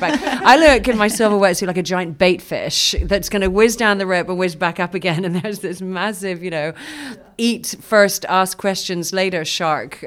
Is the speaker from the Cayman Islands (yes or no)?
yes; Cayman Islands; moved away as an adult; now in Austin, United States; born and raised in Grand Cayman and grew up in the water